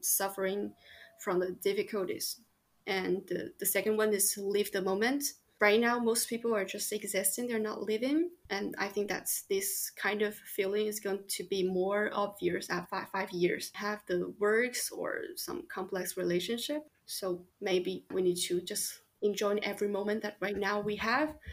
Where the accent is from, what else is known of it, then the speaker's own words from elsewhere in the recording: Chongqing, China; moved away as an adult; now in Lyon, France; I grew up in Chongqing, which is in the southwest of China.